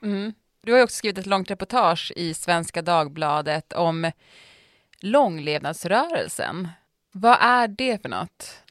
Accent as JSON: {"language": "Swedish", "town": "Piteå", "region": "Norrbotten County", "country": "Sweden", "tie": "born or raised there", "moved": "yes", "said": "när jag var liten och det var 30 minus i Piteå då, där jag kommer ifrån"}